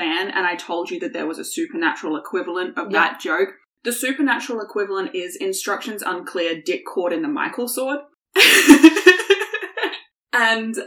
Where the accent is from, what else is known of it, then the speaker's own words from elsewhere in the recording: Australia; We are Australian